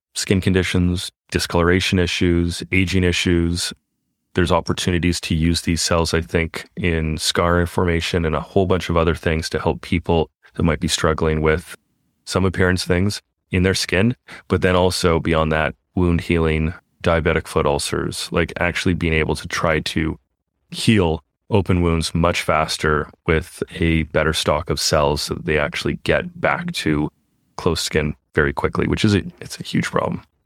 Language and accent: English; Canada; moved away; we are from Canada originally